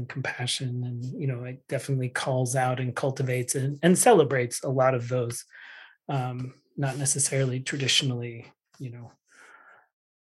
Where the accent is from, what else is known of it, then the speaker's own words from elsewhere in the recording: Framingham, Massachusetts, United States; I was raised in the Framingham UU church, 0 to 18.